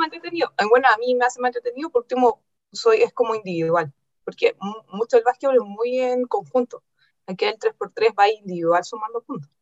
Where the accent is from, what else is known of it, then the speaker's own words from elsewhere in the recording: La Calera, Valparaíso, Chile; yo soy de Calera. Yo estudié en Calera de muy chica